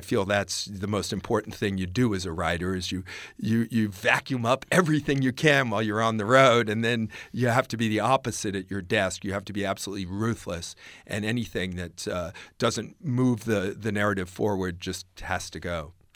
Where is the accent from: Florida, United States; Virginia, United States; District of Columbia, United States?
Virginia, United States; also born or lived in the South; I was growing up near the Civil War battlefields in Virginia